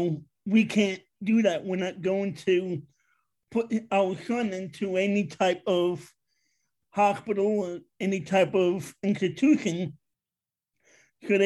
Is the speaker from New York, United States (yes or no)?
yes; New York City, New York, United States; moved away as an adult; also born or lived in Long Island, New York; now in Pennsylvania, United States; I am from Queens, New York, originally. I lived out there most of my life